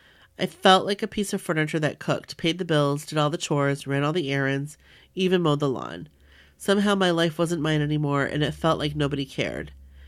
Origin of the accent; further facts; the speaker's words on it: New York, United States; I love being a New Yorker. I never wanted to leave, ever.